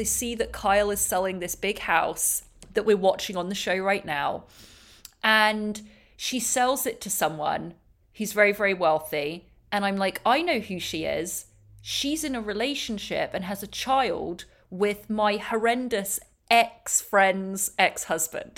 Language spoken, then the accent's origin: English; England, United Kingdom; now in Los Angeles, United States